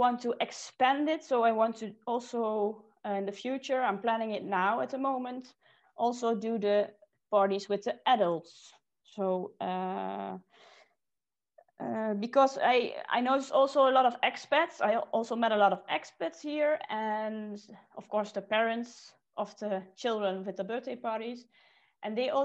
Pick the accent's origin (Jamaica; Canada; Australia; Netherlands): Netherlands; moved away as an adult; now in Switzerland; I'm from the Netherlands.